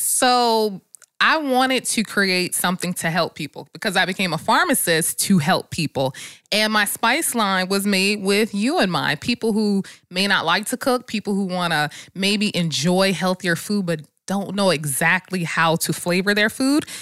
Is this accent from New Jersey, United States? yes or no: yes; New Jersey, United States; moved away; I'm from Jersey